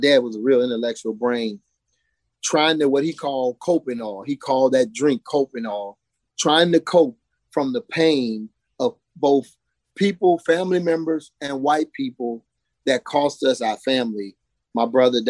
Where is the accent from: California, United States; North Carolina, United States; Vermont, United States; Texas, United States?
Texas, United States; moved away as an adult; now in Virginia, United States; Growing up in Texas